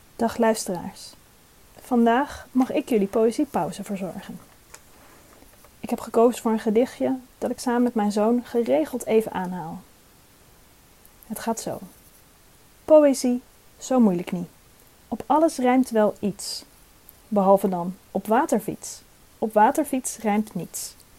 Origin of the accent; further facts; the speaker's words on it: Drenthe, Netherlands; zelf kom ik uit Drenthe en hoop ik, eh, trots te blijven op mijn Drentse afkomst